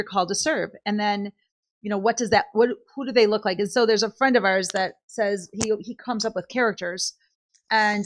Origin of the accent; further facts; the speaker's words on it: California, United States; we're in Boston right now. We're from California